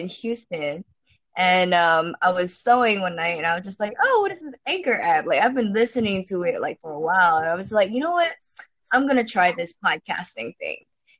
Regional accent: Singapore; born there; Yeah, so I was actually born here. So technically this is my home country, right?

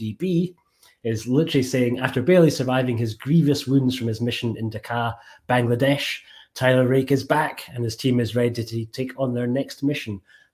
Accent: Scotland, United Kingdom; accent: Scottish; my Scottish accent

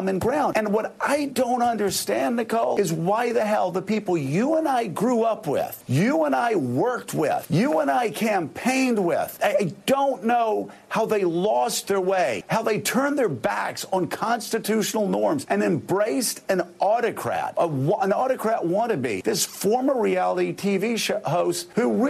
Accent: Florida, United States; my home state of Florida

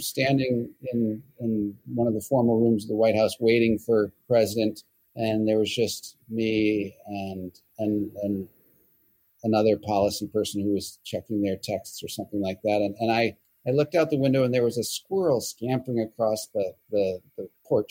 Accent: Michigan, United States; I come from Michigan, and I had worked on campaigns in Michigan

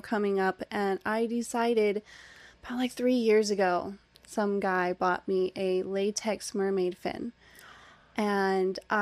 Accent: Oregon coast, United States; moved away as an adult; also born or lived in Washington State; now in Las Vegas, United States; being from Washington State, I grew up on the Oregon coast

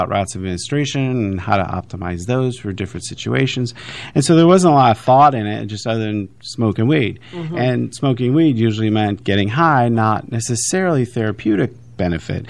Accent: Missouri, United States; moved away; I grew up in Missouri

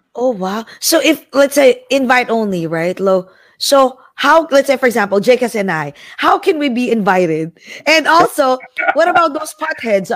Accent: Jersey City, New Jersey, United States; I'm from Jersey City

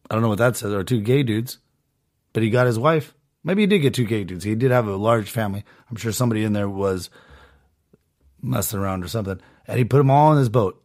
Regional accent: Southern California, United States; I was born in Southern California to two parents that actually are together still

